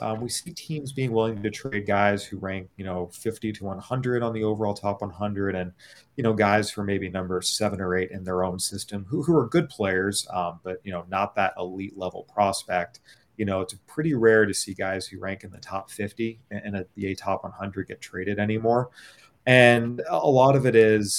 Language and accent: English; San Diego, California, United States; I remember watching him with the Padres growing up in San Diego